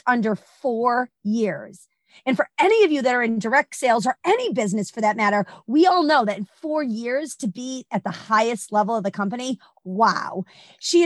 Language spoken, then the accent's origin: English; Boston, Massachusetts, United States; I'm originally from Boston